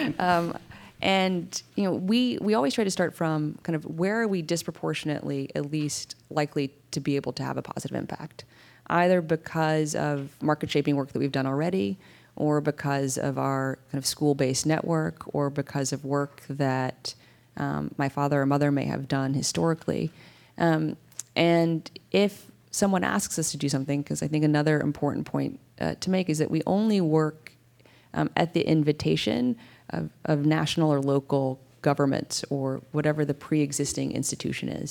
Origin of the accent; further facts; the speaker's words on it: United States; as an American taxpayer